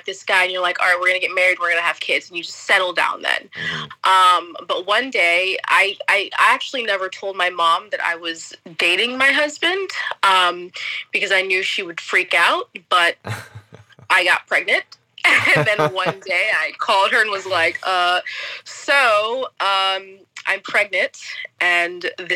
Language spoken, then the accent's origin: English; Wellington, Florida, United States; moved away as an adult; also born or lived in New York; now in Ireland; So I am from West Palm Beach, but I grew up in the suburbs, so not the city. So I'm specifically from Wellington.